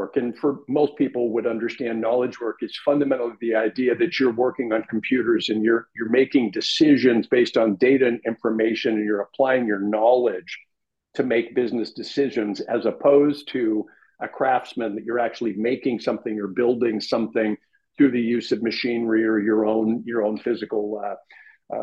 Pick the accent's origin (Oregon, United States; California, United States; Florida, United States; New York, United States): California, United States; Los Angeles; born or raised there